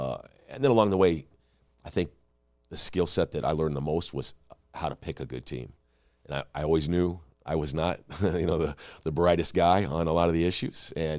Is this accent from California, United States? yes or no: yes; California, United States; I grew up in California. We moved around a lot.